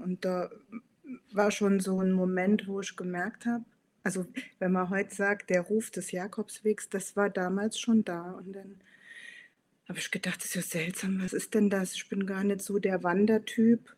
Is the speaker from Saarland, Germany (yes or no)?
yes; Saarland, Germany; moved away as an adult; now in Hamburg, Germany; gebürtige Saarländerin, wohne seit 13 Jahren in Hamburg